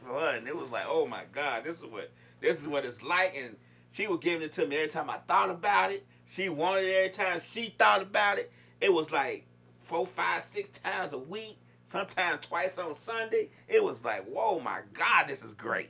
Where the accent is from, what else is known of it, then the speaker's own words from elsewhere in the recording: Chicago, Illinois, United States; I'm from Chicago